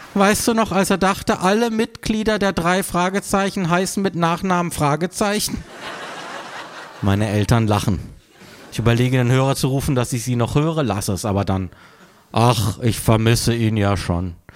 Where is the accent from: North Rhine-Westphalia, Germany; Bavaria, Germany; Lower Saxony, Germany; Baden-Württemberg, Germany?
Baden-Württemberg, Germany; Freiburg; moved away; Meine Mutter in meiner Heimatstadt Freiburg